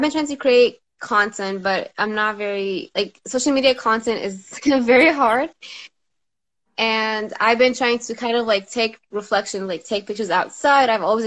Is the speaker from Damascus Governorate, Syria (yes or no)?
yes; Damascus, Damascus Governorate, Syria; I'm from Damascus, Syria, originally.